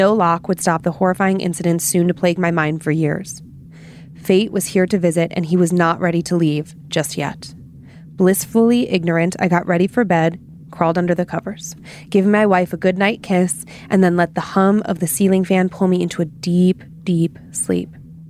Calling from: Denver, Colorado, United States; Okay. Hello, Dan and Lindsay and the rest of the staff at Scared to Death. … I'm from Denver, Colorado.

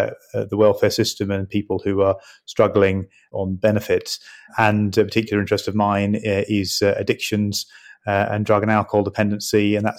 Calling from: East of England, United Kingdom; I'm joining you from my constituency home in Suffolk.

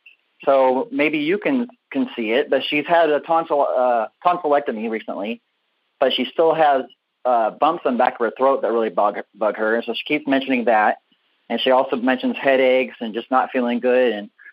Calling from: Chehalis, Washington, United States; Chehalis, Washington.

